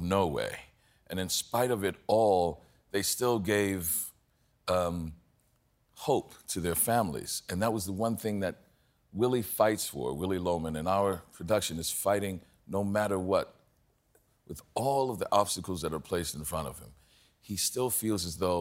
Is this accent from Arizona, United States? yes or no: no; New Orleans, Louisiana, United States; I'm from New Orleans, so, you know, even when I was growing up in the 60s and 70s